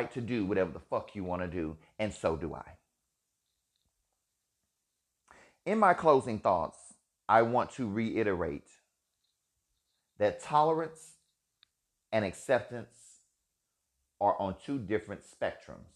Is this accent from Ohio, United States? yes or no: no; Alabama, United States; Being a gay man, living and growing up in Alabama with a family who had no idea what they were looking